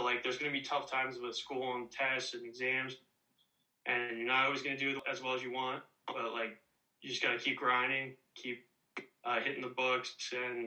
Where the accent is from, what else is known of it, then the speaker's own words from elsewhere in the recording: Hamilton, New Jersey, United States; I'm from Hamilton, New Jersey, and I've been here my whole life, never moved